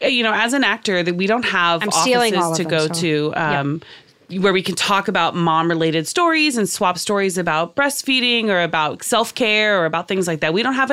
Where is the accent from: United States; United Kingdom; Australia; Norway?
United States; Oklahoma; now in Los Angeles, United States; I'm originally from Oklahoma.